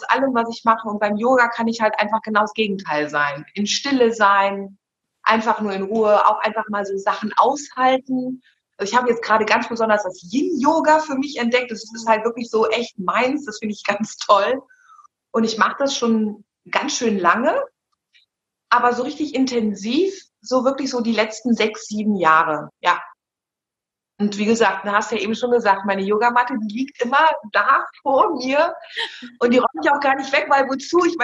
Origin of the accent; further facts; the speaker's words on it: Bonn, North Rhine-Westphalia, Germany; ich komme aus Bonn und bin nebenberuflich bei einer großen deutschen Fluggesellschaft tätig